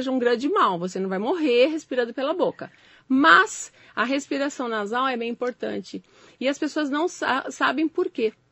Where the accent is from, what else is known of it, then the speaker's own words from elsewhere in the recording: São Paulo, Brazil; aqui acho que no Alto Tietê, porque eu sou de São Paulo